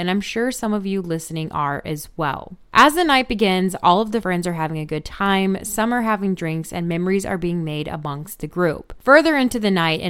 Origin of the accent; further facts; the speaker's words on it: Gatlinburg, Tennessee, United States; just about an hour from my hometown in Gatlinburg